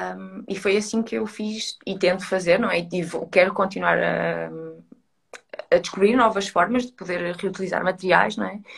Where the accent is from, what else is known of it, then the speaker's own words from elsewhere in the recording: Coimbra, Centro, Portugal; now in Lisbon, Portugal; eu estou em Lisboa e eu sou de Coimbra